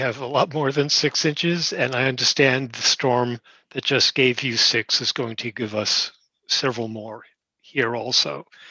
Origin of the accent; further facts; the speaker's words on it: New York City, New York, United States; moved away as an adult; also born or lived in Worcester, Massachusetts / Westchester, New York / Greensboro, North Carolina / Massachusetts; New York City, which is also my home. I grew up in Brooklyn